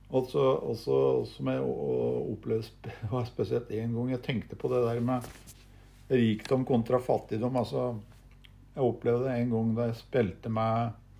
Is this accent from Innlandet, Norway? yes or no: yes; Gjøvik, Innlandet, Norway; jeg kom fra Høndalen, det lille industrisamfunnet